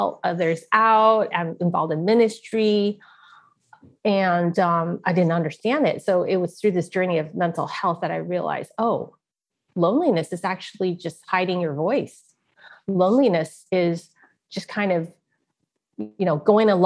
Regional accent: Silicon Valley, California, United States; also born or lived in San Francisco, California; I grew up in Silicon Valley

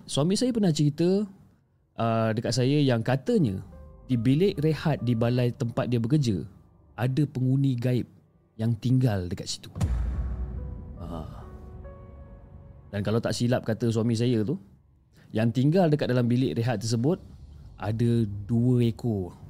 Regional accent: Kuching, Sarawak, Malaysia; Saya berasal daripada kucing Sarawak

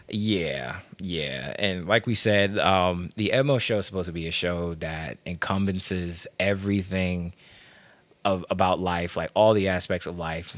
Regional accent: Washington, District of Columbia, United States; now in Maryland, United States; I'm from Washington, D C. Uh, I live in Maryland

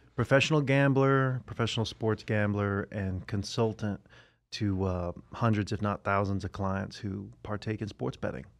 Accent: Tampa, Florida, United States; I am from Tampa, Florida

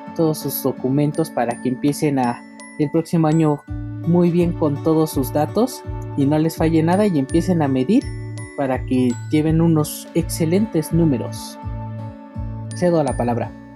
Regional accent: Mexico; aquí en mi país, México

